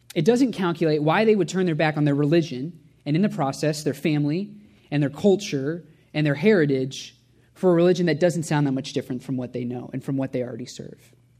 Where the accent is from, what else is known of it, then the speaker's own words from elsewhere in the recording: Indianapolis, Indiana, United States; also born or lived in Cincinnati; I grew up at Shepherd as a full-time volunteer, whether I liked it or not, as a pastor's kid.